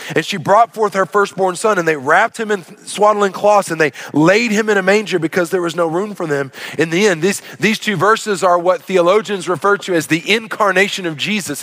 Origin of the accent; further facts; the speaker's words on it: Arkansas, United States; growing up in Arkansas